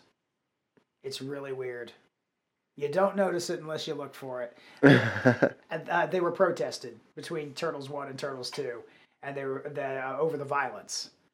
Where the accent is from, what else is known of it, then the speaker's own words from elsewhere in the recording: Wilmington, North Carolina, United States; I'm from Wilmington, North Carolina